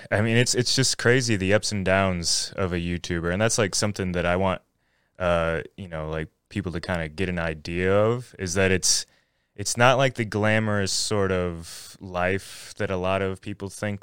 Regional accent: Floyd, Virginia, United States; also born or lived in Radford, Virginia / Roanoke, Virginia; I was born in Radford, so, and, and then lived in Floyd my, pretty much my whole life

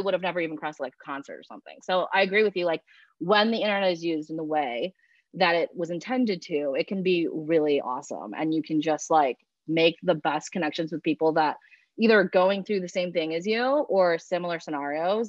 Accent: Chicago, Illinois, United States; also born or lived in China; I'm from Chicago. Uh, I'm 24 years old

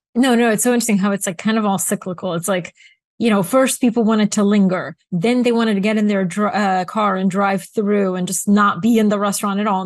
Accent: Bulgaria; moved away; also born or lived in Atlanta, United States; I grew up in Bulgaria and McDonald's was this like American phenomenon. I had my birthday there

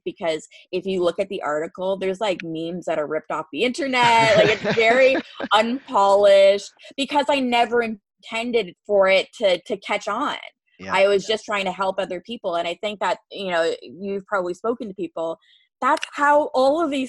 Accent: Canada; fellow Canadians, because it's like the one interview where people don't call me out when I say

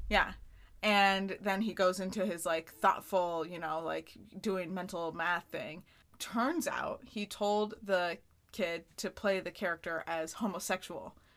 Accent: Plattsburgh, New York, United States; moved away; in Plattsburgh, my hometown

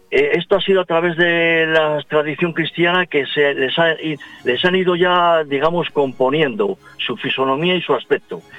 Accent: Valladolid, Castile and León, Spain; Pues yo sigo en mi tierra eh, pues, disfrazado de soldado ruso de, la batalla de, Stalingrado.

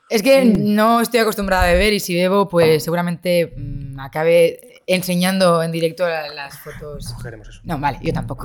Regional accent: Santander, Cantabria, Spain; now in Madrid, Spain; Yo soy de Santander

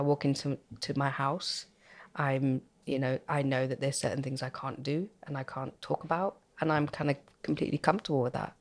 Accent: United Kingdom; I was born and brought up in Halston

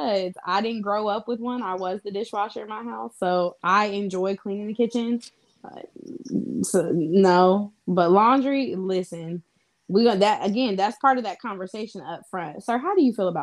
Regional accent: Midwest, United States; I may have been born and raised in the Midwest, but I'm a Southern girl at heart

